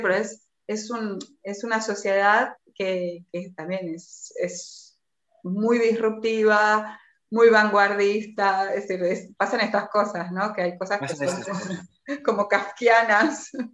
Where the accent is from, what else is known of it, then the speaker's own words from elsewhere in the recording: Argentina; now in Spain; yo soy argentina y vengo de una sociedad que, fue colonia